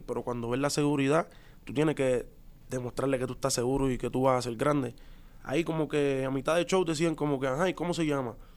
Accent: Puerto Rico; los boricuas somos así también

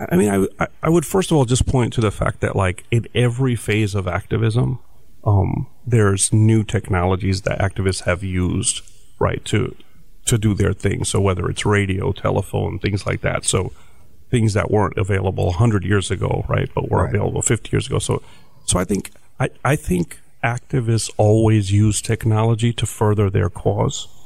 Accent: New Jersey, United States; like like where are you from? And when I get when I say Jersey, some people get very disappointed because they want to hear about some kind of colorful other place

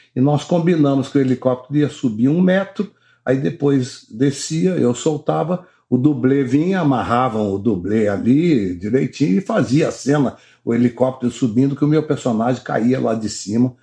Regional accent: Rio de Janeiro, Brazil; eu nasci no Leblon, no Rio de Janeiro

